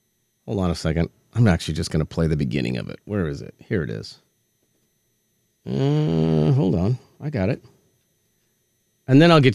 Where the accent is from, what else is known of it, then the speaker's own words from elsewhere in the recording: Minnesota, United States; when I grew up in Minnesota